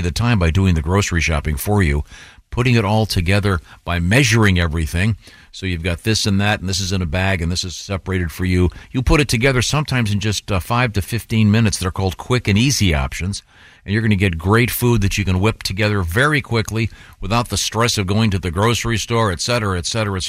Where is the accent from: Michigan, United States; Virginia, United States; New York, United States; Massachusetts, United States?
Massachusetts, United States; Boston; accent: Southern; Well, I'm from Boston, but I talk like I'm from the South.